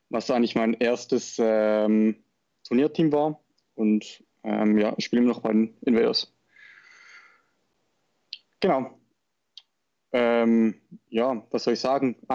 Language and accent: German; Schaffhausen, Switzerland; Ich komme aus der Schweiz, aus Schaffhausen, also sprich aus dem Norden.